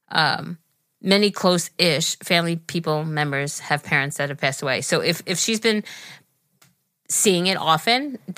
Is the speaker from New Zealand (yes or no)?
yes; New Zealand; Hi, listen, Geri. I'm 16 and I'm from New Zealand.